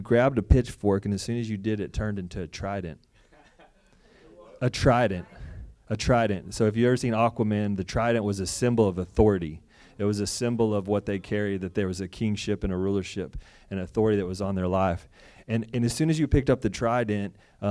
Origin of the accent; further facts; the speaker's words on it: Texas, United States; moved away as an adult; from Texas